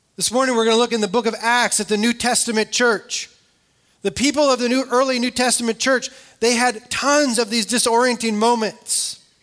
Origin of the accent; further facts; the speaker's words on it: California, United States; I grew up in California